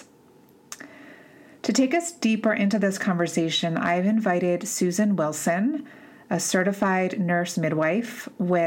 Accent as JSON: {"language": "English", "region": "East Coast", "country": "United States", "moved": "yes", "said": "I'm from the East Coast originally"}